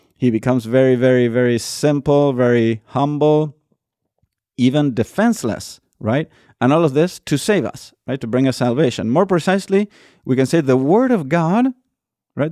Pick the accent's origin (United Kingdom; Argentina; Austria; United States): Argentina; moved away; I'm from Argentina, right? And we don't have Christmas tree farms